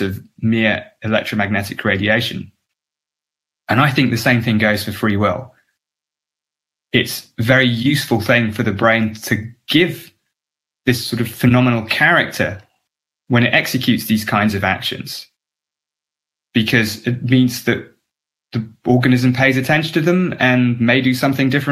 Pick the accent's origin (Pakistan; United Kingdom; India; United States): United Kingdom; England; because I grew up in England